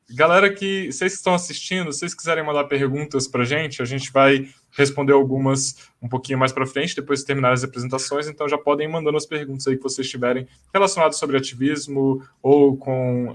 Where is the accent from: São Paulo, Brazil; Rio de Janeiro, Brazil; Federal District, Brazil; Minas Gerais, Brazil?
Federal District, Brazil; Brasília; eu sou de Brasília